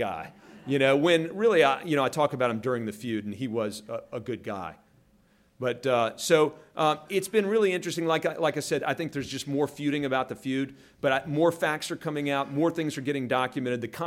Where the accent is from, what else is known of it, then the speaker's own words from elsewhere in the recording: West Virginia, United States; I was from West Virginia